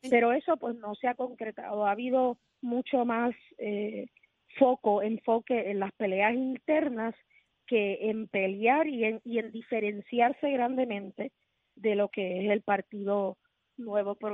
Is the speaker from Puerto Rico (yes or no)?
yes; Puerto Rico; te estoy diciendo cuál es la agenda que yo entiendo como puertorriqueña que debe